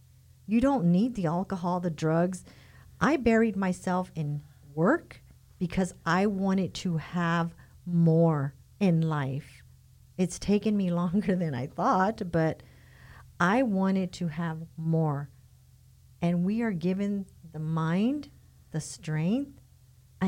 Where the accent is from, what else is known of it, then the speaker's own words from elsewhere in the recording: Tucson, Arizona, United States; moved away; I was born in Tucson, Arizona.